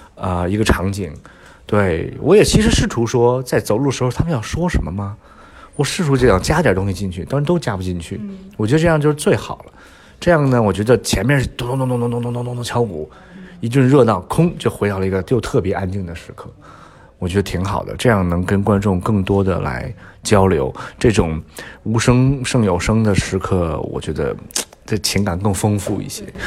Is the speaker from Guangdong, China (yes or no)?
no; Beijing, China; 我是，我是，我是北京人，我个人那个过来的